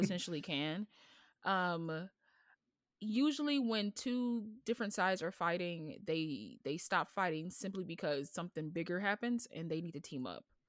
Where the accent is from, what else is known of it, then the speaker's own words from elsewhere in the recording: United States; an American with this voice